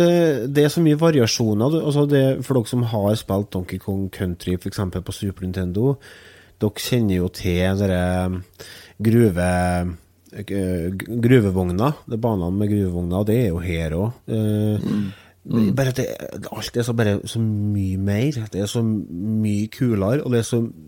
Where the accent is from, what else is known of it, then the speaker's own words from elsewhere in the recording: Trøndelag, Norway; jeg er trønder